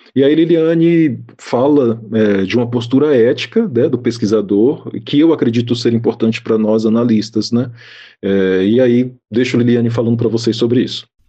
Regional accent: Salvador, Bahia, Brazil; um bairro da cidade de Salvador, é a cidade de onde eu sou também, né, então conheço bastante aquele bairro

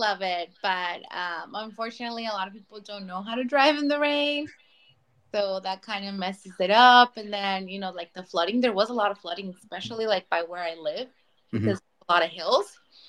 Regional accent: Guadalajara, Jalisco, Mexico; first language Spanish; English is a second language; now in California, United States; I was born in Mexico. I was born in Guadalajara. So I was raised most of my life here now, but I grew up down there when I was little. And then I did some high school over there, some college. And then recently I've been living here for the past 11 years.

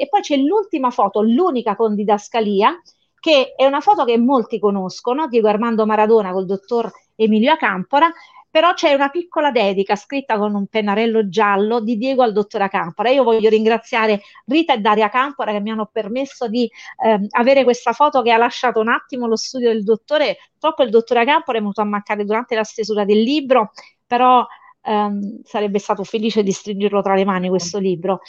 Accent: Naples, Campania, Italy; siamo cresciuti a Fuorigrotta, vicino allo stadio, con nostro padre che ci portava allo stadio

